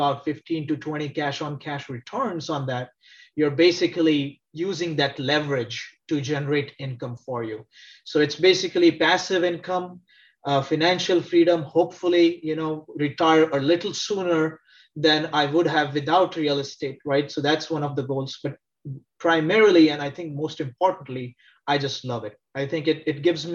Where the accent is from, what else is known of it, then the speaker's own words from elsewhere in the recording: India; moved away as an adult; also born or lived in Texas, United States; now in Cincinnati, United States; Originally, I'm from India, grew up in India, moved to the US